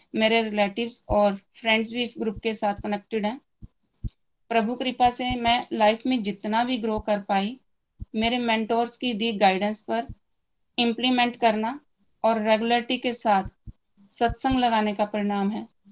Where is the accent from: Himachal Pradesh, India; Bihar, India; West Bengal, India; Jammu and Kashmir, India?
Himachal Pradesh, India; Chamba; चंबा से बिलोंग करती हूँ